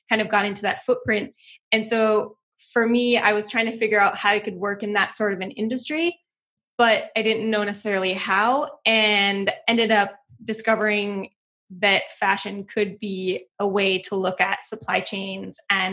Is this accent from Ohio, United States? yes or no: no; Wisconsin, United States; I grew up in Wisconsin in the middle of nowhere